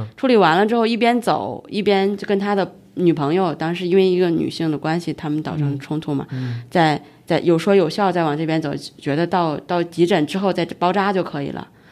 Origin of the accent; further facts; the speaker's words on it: Hebei, China; moved away as an adult; also born or lived in Beijing; 因为我本身是河北的老家嘛，所以离北京又非常近